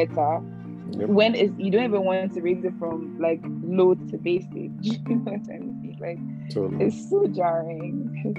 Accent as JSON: {"language": "English", "country": "Ghana", "tie": "born or raised there", "said": "I don't know if this is because I grew up in Ghana"}